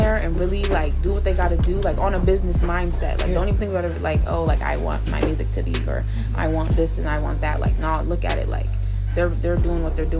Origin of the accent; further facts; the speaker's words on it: Harrisburg, Pennsylvania, United States; I'm from Harrisburg